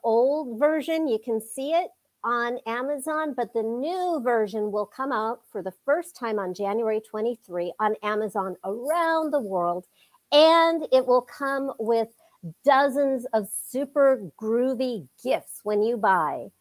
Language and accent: English; United States; growing up in the United States